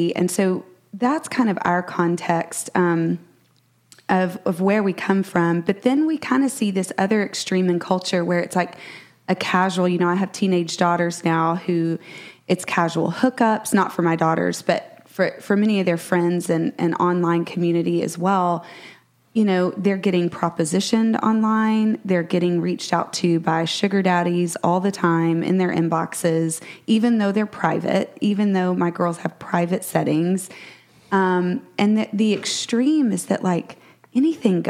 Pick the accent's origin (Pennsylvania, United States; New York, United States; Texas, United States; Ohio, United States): Texas, United States; Brett and I are both Texans, born and bred. We still live here.